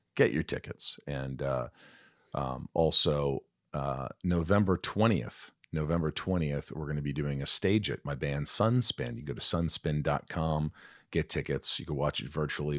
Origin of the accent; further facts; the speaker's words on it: Indiana, United States; moved away as an adult; also born or lived in New York / Kentucky; I grew up in Indiana, I was born in New York